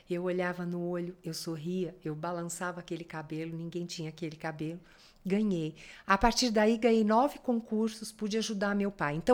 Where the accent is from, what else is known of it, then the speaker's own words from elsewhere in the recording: São Paulo, Brazil; eu sou paulistana.